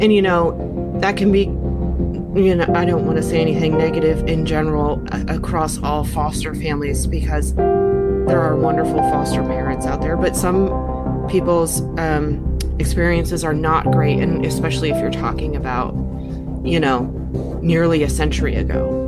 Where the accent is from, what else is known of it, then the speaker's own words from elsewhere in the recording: Philadelphia, Pennsylvania, United States; moved away as an adult; now in North Carolina, United States; I grew up in Pennsylvania in the Philadelphia area